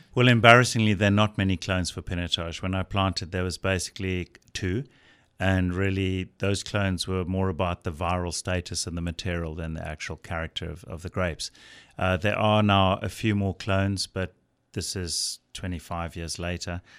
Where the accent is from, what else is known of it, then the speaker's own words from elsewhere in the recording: South Africa; as a South African producer